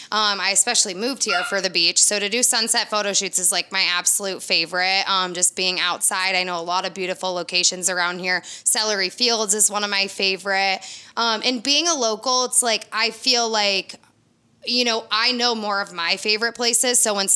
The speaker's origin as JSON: {"language": "English", "region": "Michigan", "country": "United States", "tie": "born or raised there", "moved": "as an adult", "lives_now": "Florida, United States", "said": "born and raised in Michigan"}